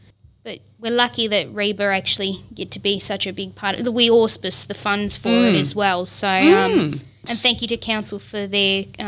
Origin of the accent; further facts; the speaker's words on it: Australia; While I was born in Australia, my background is Italian. Mm. My grandparents migrated here.